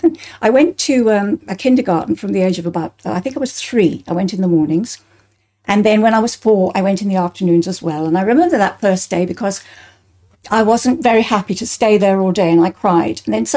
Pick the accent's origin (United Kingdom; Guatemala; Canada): United Kingdom; Bristol, South West England; I was born in St. Brenda's Nursing Home in Bristol, in England